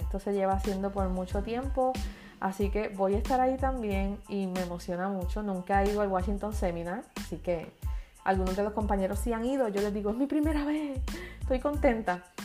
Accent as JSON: {"language": "Spanish", "country": "Puerto Rico", "said": "Soy la única de Puerto Rico, la única que habla español"}